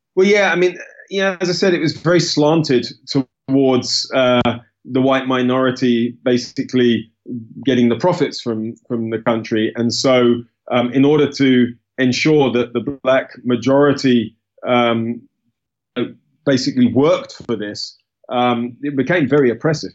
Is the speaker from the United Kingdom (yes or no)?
yes; United Kingdom; I was born in the UK. Uh, I'm British